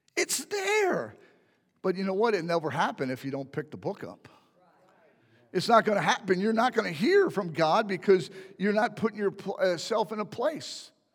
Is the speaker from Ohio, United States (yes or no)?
no; Philadelphia, Pennsylvania, United States; now in Lehigh Acres, United States; I'm from Philadelphia